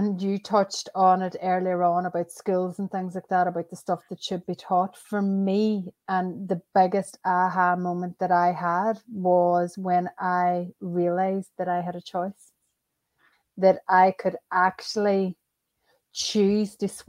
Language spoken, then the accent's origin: English; Ireland; That is where I originally met my husband. Nice. We're both Irish.